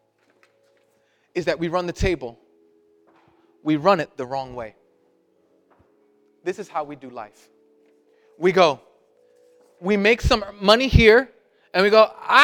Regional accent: New York City, New York, United States; I'm Puerto Rican and I'm from Brooklyn

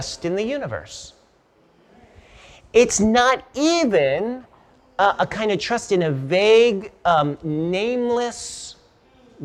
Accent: Los Angeles, California, United States; I grew up in Los Angeles

